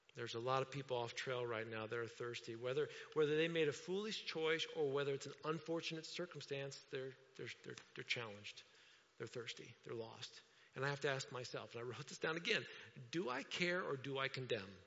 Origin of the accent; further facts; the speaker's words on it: Indiana, United States; I'm from Indiana.